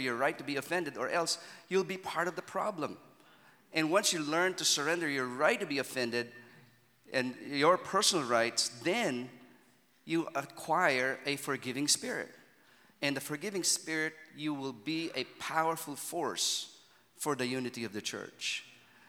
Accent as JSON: {"language": "English", "town": "Manila", "region": "Metro Manila", "country": "Philippines", "said": "I'm from Manila"}